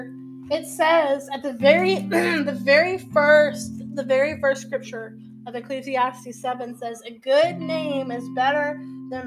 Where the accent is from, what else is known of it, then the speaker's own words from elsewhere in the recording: Texas, United States; I'm from Texas